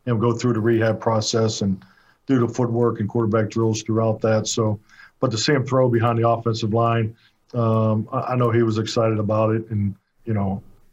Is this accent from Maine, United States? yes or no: no; Pittsburgh, Pennsylvania, United States; moved away as an adult; also born or lived in Green Bay; now in Dallas, United States; Growing up in Pittsburgh during the 70s